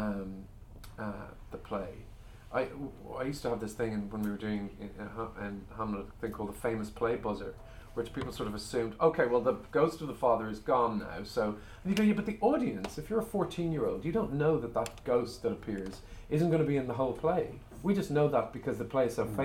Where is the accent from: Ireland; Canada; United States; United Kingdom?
Ireland; I'm an Irish person